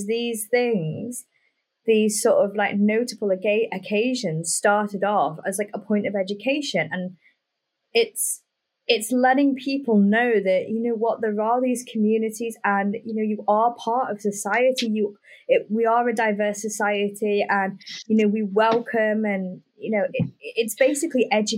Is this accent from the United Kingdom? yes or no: yes; United Kingdom; well, I'm white British, let's say someone like me, I don't know a lot about Black heritage.